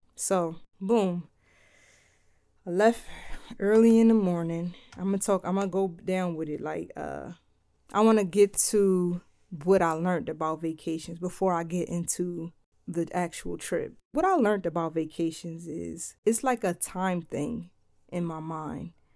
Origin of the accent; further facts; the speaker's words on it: Philadelphia, Pennsylvania, United States; now in Delaware, United States; I'm from Philly. I live in Delaware.